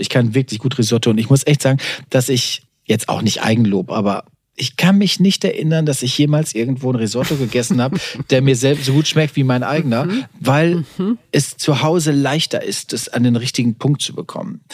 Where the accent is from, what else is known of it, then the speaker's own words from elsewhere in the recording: Warendorf, North Rhine-Westphalia, Germany; wir sind ja Pferdekinder, wir kommen aus Warendorf.